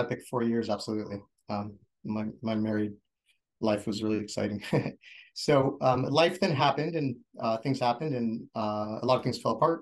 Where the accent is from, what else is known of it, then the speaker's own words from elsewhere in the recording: Oceanside, California, United States; moved away as an adult; And this is where I grew up. I grew up in Oceanside.